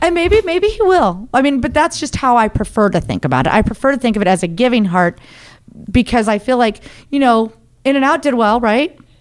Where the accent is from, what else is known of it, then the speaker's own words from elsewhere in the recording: Idaho, United States; I'm from Idaho. Um, and I wasn't I didn't grow up Christian